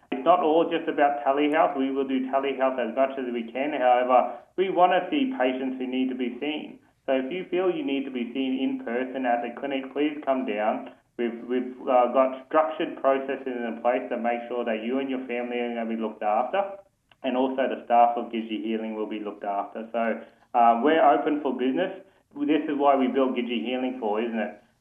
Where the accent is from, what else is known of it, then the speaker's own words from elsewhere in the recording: Mount Isa, Queensland, Australia; I'm a Christian and a Kalkadoon one year young leader boy born and bred in Mount Isa.